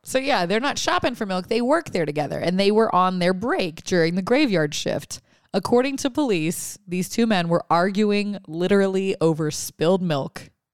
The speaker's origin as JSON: {"language": "English", "region": "Louisiana", "country": "United States", "said": "I'm from Louisiana"}